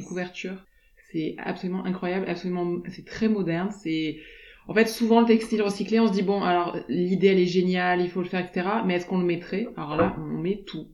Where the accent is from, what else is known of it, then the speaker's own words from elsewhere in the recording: Aix-en-Provence, Provence-Alpes-Côte d'Azur, France; also born or lived in Lausanne; now in La Ciotat, France; on a grandi sur Aix